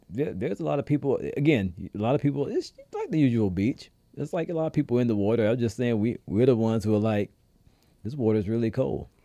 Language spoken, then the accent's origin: English; the South, United States; now in Rhode Island, United States; I'm a down south kid